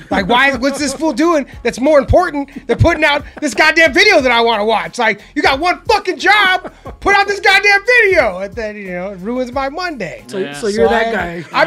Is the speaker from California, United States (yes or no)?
yes; Los Angeles, California, United States; I grew up in Boyle Heights